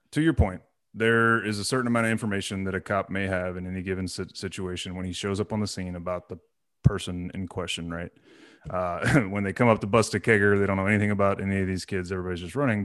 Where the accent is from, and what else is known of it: Corpus Christi, Texas, United States; born or raised there; moved away